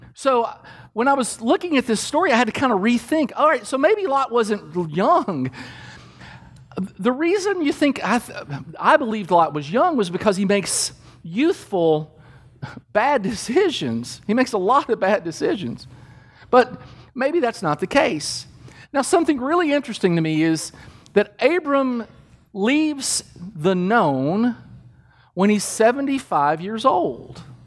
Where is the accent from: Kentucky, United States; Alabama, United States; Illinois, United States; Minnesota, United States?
Kentucky, United States; I grew up in Kentucky